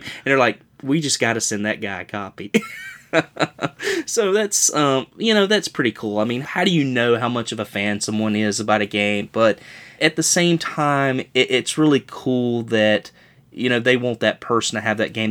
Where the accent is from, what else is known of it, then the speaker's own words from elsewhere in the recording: North Carolina, United States; I'm from North Carolina